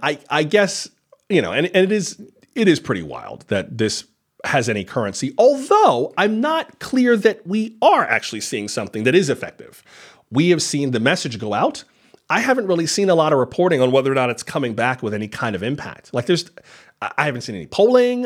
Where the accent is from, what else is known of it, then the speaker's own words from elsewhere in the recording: Florida, United States; I am from Florida, born and raised